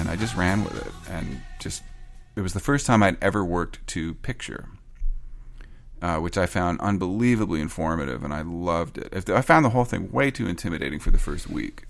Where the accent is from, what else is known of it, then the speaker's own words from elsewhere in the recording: Canada; I'm Canadian